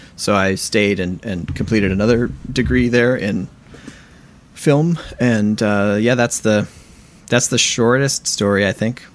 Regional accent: Southwest Michigan, United States; moved away as an adult; also born or lived in San Diego, California / Oberlin, Ohio; now in Brooklyn, New York, United States; I'm a percussionist based in Brooklyn, New York, and I grew up in Southwest Michigan

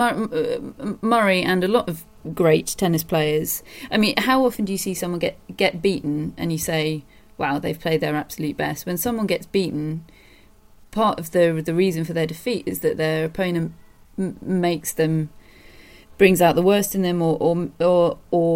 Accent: United Kingdom; I'm British

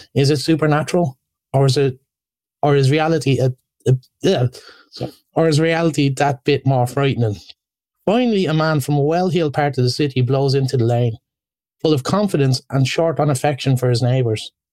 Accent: Ireland

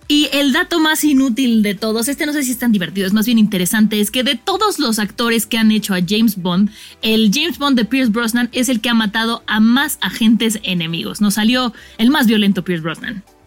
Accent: Mexico; como mexicanos estamos acostumbrados

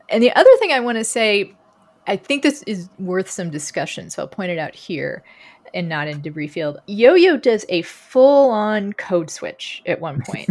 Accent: Texas, United States; moved away; also born or lived in Lincoln, Nebraska; we're both from Texas

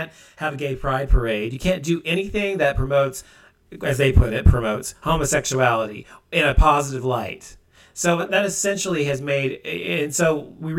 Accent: United States; I'm an American and live here

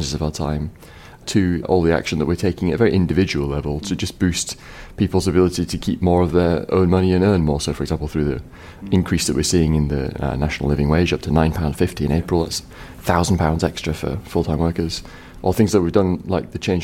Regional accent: Huddersfield, Yorkshire and the Humber, United Kingdom; I'm from Huddersfield

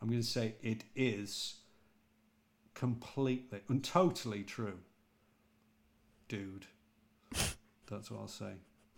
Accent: England, United Kingdom; accent: British; Also because I suppose my accent isn't quite as posh, and I don't pronounce things as well as James and Barry do.

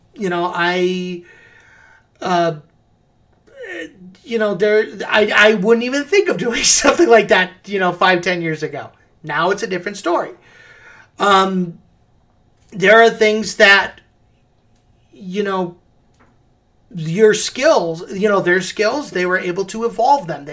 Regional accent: Midwest of the United States, United States; also born or lived in Davenport, Iowa / Los Angeles; I'm from the Midwest of the United States. You know, I'm in farm country.

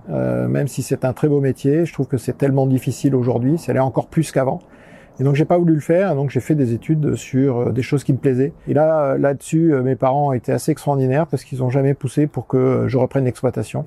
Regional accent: southern France, France; moved away; also born or lived in Canada; Je suis né euh, dans le sud de la France, euh, là où j'habite maintenant

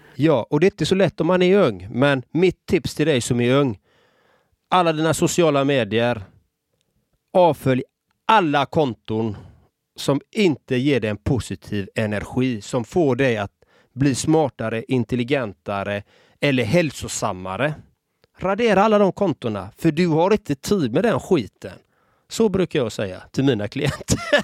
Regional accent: Gothenburg, Västra Götaland, Sweden; Själv är jag uppvuxen i en förort i Göteborg.

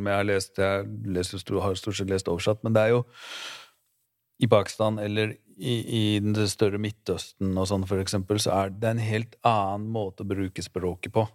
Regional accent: Oslo, Norway; Groruddalen, der jeg vokste opp

